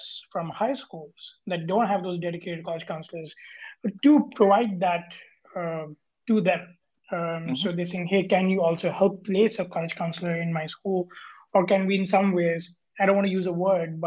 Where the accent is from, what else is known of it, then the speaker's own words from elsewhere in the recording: Kolkata, West Bengal, India; moved away as an adult; also born or lived in Singapore; I grew up in India, in a city called Kolkata, which is in the eastern part of India